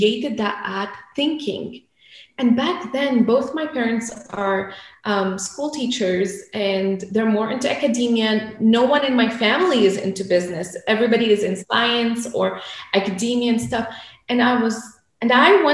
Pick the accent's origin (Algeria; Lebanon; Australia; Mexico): Lebanon; I grew up in Lebanon, so I'm a war child